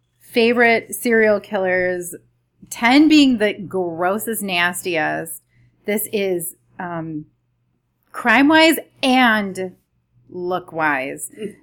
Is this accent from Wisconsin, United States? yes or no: yes; Wisconsin, United States; I'm from Wisconsin.